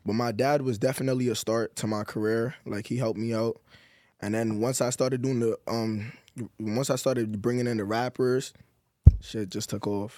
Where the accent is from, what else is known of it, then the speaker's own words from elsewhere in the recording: New York, United States; I'm from New York